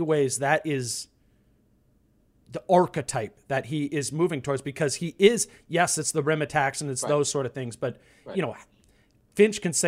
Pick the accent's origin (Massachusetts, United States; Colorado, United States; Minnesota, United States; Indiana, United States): Minnesota, United States; I'm born and raised in Minnesota